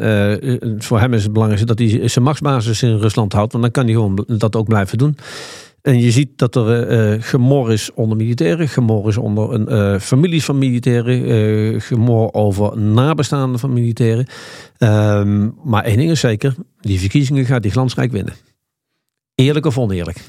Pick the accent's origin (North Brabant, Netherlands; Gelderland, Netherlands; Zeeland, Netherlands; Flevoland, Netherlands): Gelderland, Netherlands; Nijmegen; ik kom uit Nijmegen